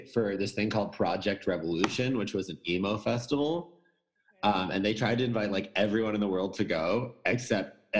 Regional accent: Gloucester, Massachusetts, United States; born or raised there

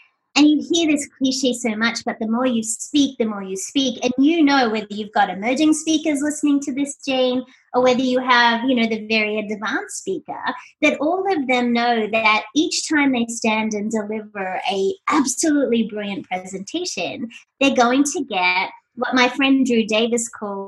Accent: Sydney, New South Wales, Australia; moved away as an adult; now in Doylestown, United States; I hail from Sydney, Australia, and I relocated to this tiny little place called Doylestown, Pennsylvania

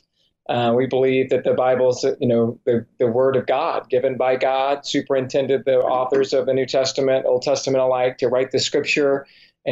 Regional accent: Georgia, United States; moved away as an adult; now in Santa Clarita, United States; I'm originally from Georgia

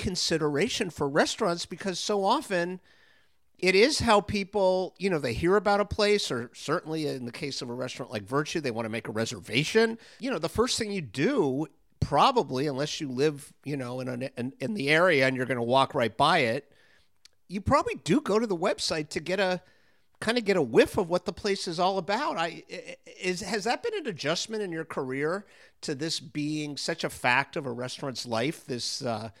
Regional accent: Florida, United States; moved away; I grew up down in Florida

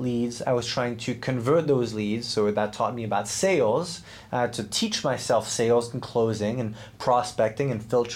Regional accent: Switzerland; I grew up in Switzerland, trained as a professional athlete

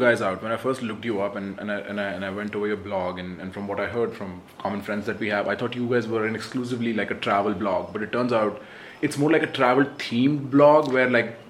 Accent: India; India, my home country

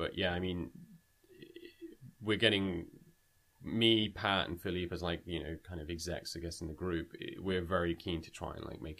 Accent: United Kingdom; now in Canada; I'm a British Indian, moved to Canada.

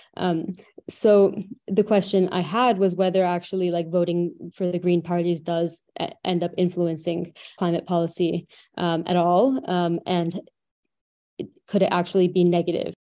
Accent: Canada; I'm from Canada

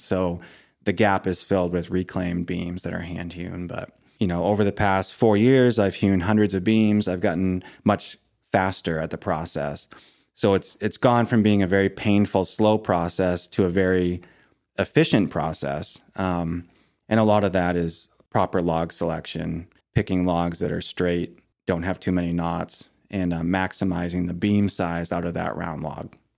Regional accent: Maine, United States; moved away as an adult; also born or lived in Ohio; when we moved back to Maine from Ohio, um, we renovated the old farmhouse that I had grown up

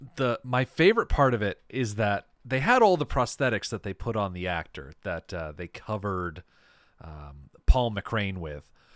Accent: United States; as an American

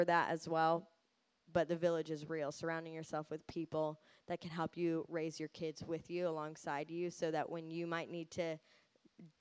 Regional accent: United States; I'm American

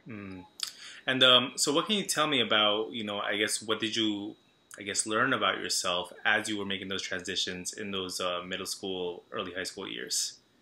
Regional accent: Long Island, New York, United States; I'm from Long Island. I grew up in a town that was very uh, Salvadoran

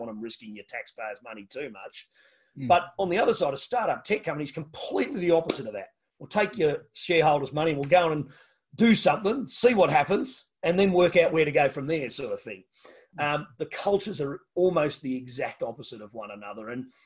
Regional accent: Tasmania, Australia; I say I'm from Tasmania

